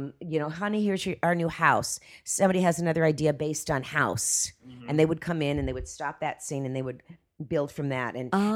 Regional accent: Miami, Florida, United States; Well, when I was raised in Miami.

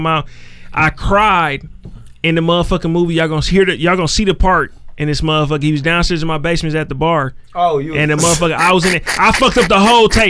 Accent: Westline, Wisconsin, United States; I'm from Westline.

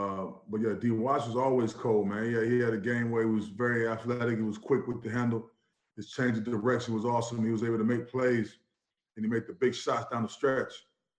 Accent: Orlando, Florida, United States; When I was growing up in Orlando, man, I saw Penny and Shaq playing.

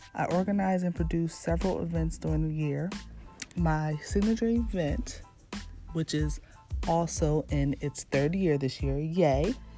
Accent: Red Bank, New Jersey, United States; born and raised in New Jersey, in Red Bank, New Jersey

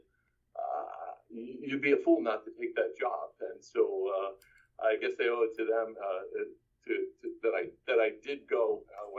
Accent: New York City, New York, United States; I grew up in Brooklyn, New York.

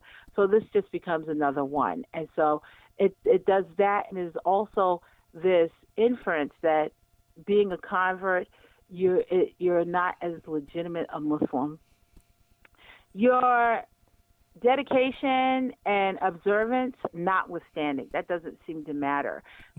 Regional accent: New York, United States; because I'm a New Yorker, so I talk with my hands.

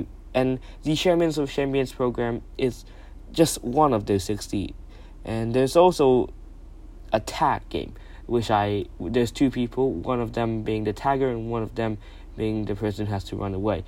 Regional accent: Thailand; I'm from Thailand

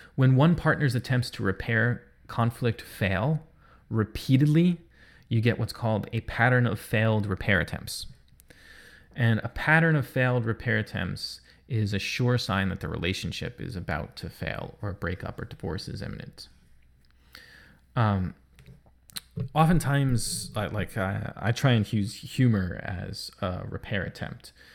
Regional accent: New York, United States; I'm a New Yorker.

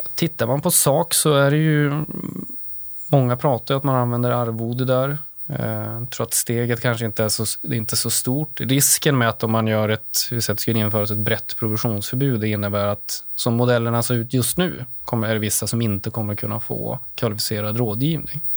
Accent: Åsele, Västerbotten County, Sweden; moved away; also born or lived in Umeå; Jag kommer från Åsele, Västerbottens inland, en liten kommun där. Ehm, därefter flyttade jag till Umeå

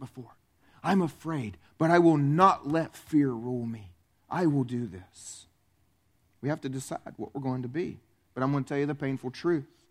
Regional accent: the South, United States; I grew up here in the South in a blue collar family

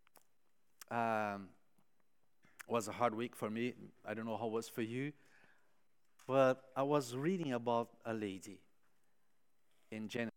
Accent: São Paulo, Brazil; moved away; São Paulo, my home city

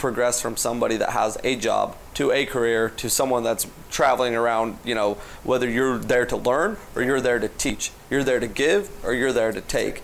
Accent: Salt Lake City, Utah, United States; I'm from Salt Lake City

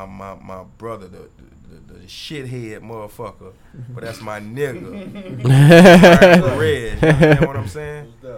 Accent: the South, United States; since we're from the South

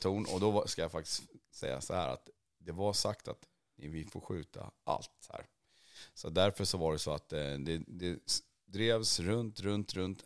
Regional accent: Värmland, Sweden; jag växte upp där i Värmland

